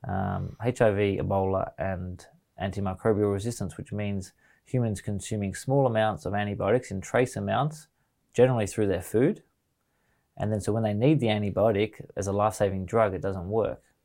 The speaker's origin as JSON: {"language": "English", "country": "Australia", "said": "as an Australian"}